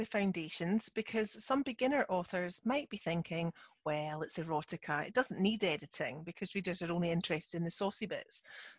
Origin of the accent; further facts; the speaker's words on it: Scotland, United Kingdom; I'm the Scottish one.